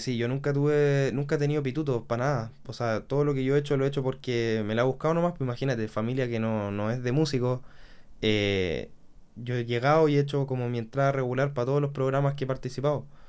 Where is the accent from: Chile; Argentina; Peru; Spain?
Chile; Concepción, Biobío; yo soy de Conce